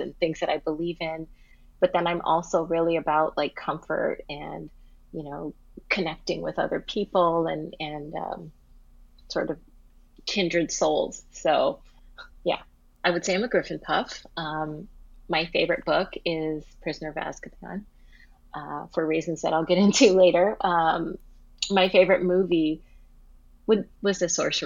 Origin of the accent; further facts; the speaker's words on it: Hawaii, United States; also born or lived in Tokyo, Japan / Seattle area, Washington, United States; now in Santa Clara, United States; I live in Santa Clara, California, but I'm originally from Hawaii, and I've also lived in Tokyo and the Seattle area